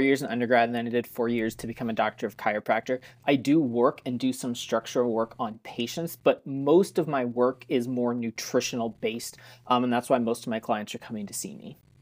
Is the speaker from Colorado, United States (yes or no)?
yes; Colorado, United States; I grew up in Colorado